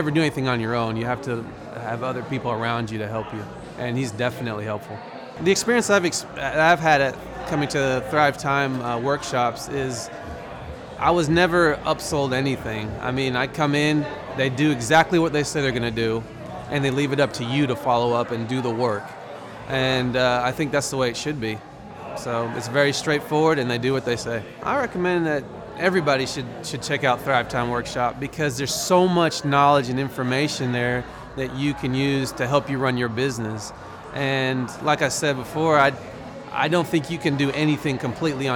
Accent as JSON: {"language": "English", "town": "Broken Arrow", "region": "Oklahoma", "country": "United States", "said": "I'm from Broken Arrow"}